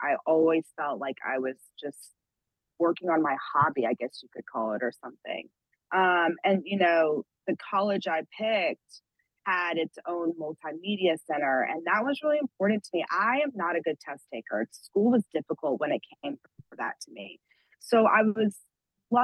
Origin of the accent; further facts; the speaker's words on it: Atlanta, Georgia, United States; moved away; also born or lived in Pittsburgh; I grew up outside of Atlanta